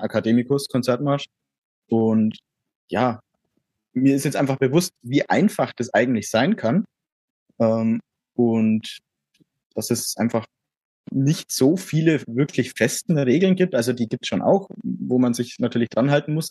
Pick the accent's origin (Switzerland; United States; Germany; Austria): Germany; near Erlangen, Middle Franconia, Bavaria; komme aus der Nähe von Erlangen, ich bin aus Mittelfranken